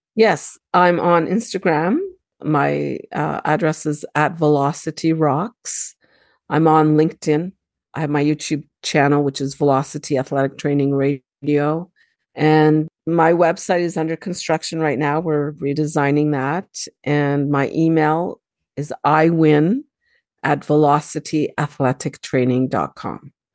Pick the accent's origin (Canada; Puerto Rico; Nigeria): Canada; also born or lived in Lebanon (ancestry); I was born and raised in Canada, so, you know, I'm very Canadianized, Americanized.